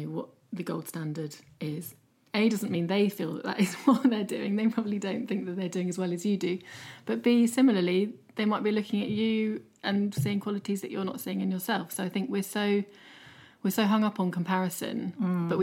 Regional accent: United Kingdom; we're quite uncomfortable as British people

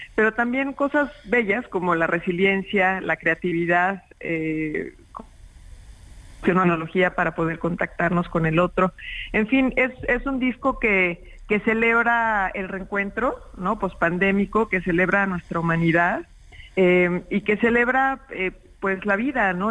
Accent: Mexico; en mi país, en México

